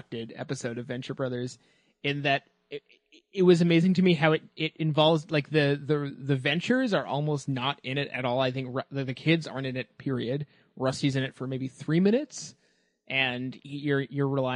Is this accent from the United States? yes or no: no; Canada; as a Canadian